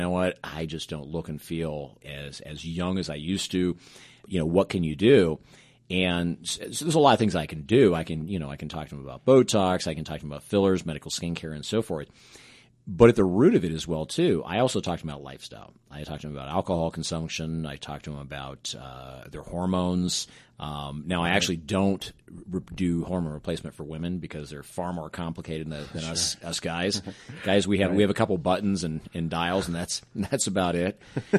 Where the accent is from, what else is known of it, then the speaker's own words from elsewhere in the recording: Pacific Northwest, United States; And growing up in the Pacific Northwest, I was around this little company called Nordstrom's.